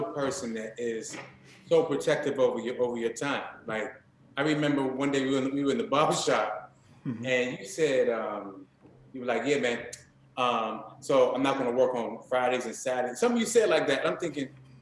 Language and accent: English; Maryland, United States; also born or lived in Washington, D.C.; born in Washington, D.C., grew up in Maryland.